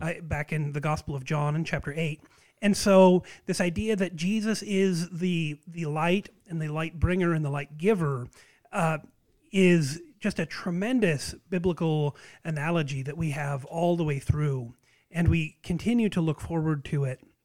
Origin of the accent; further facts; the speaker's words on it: United States; as an American